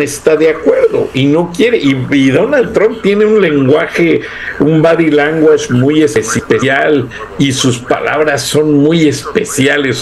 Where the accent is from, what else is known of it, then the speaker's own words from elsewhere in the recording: Mexico; las buenas costumbres que tenemos como mexicanos